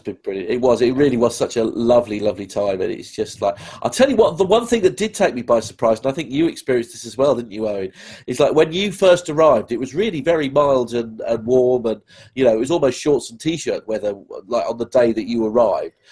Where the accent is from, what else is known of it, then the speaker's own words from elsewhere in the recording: England, United Kingdom; as an Englishman in New York